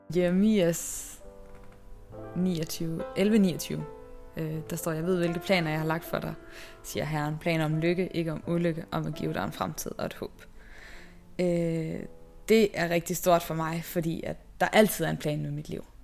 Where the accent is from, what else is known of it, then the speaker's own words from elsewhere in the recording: Haderslev, Southern Denmark, Denmark; moved away; jeg kommer oprindeligt fra Haderslev, øh, ja, i Sønderjylland